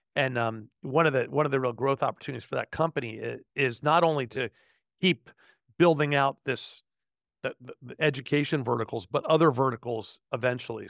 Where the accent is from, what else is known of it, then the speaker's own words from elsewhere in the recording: outside New York City, United States; I was born in New York City, grew up outside New York City, um, in the suburb north of town